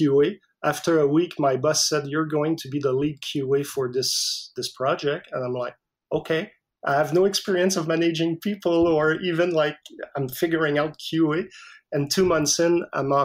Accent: Canada; English is a second language; I didn't speak English at all. I'm French Canadian, so, and my English was like zero to none.

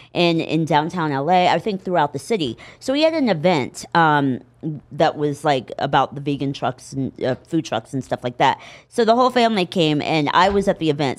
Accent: Indianapolis, Indiana, United States; moved away as an adult; now in Los Angeles, United States; I was raised in Indianapolis

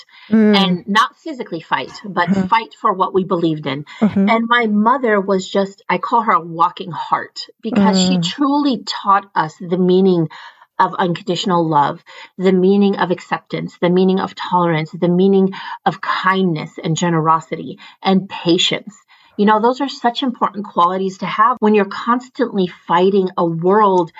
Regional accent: United States; a Muslim American growing up, and at the time we were refugees

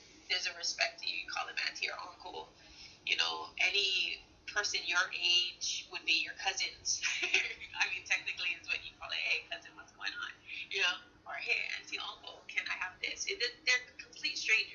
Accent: Hawaii, United States; I feel so grateful to have grown up in Hawaii

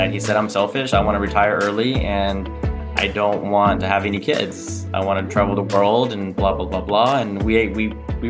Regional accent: Texas, United States; I am 42 and I am from Texas

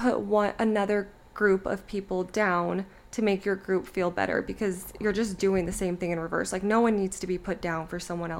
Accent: United States

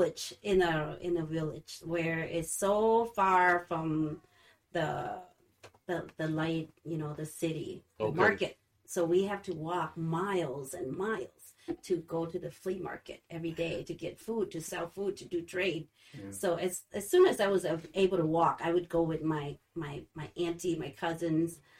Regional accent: Laos; now in Holland, United States; where my mother native country, that's where I'm from. I'm from Laos.

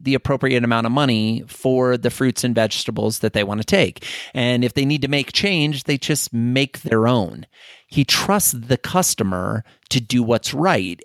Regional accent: Iowa, United States; being an Iowa farm kid, or at least growing up in Iowa

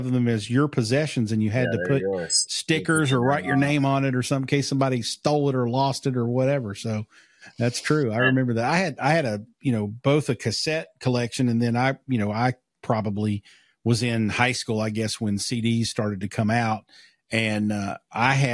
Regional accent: Pikeville, Kentucky, United States; I grew up in Pikeville

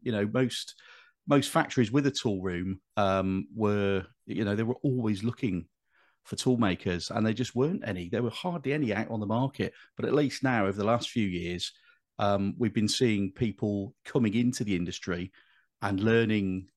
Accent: Bristol, South West England, United Kingdom; moved away as an adult; now in Birmingham, United Kingdom; I'm not a Brummy by birth. I, I grew up in in Bristol, but I, have lived here since uh, 1997.

